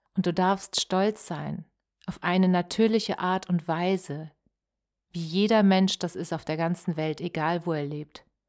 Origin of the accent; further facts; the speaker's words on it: Germany; als Deutsche